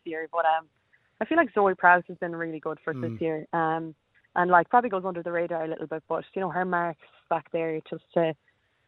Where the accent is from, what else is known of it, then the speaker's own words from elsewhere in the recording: Bohola, Connacht, Ireland; moved away as an adult; now in Adelaide, Australia; we're from County Mayo, in a tiny little village called Bohola